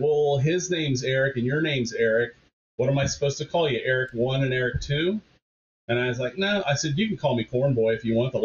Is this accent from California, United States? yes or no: no; Indiana, United States; moved away as an adult; also born or lived in New Jersey; I'm from Indiana originally